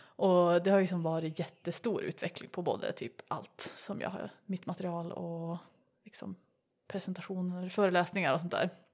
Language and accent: Swedish; Piteå, Norrbotten County, Sweden; accent: Norrland dialect; jag kommer från Piteå, om det inte hörs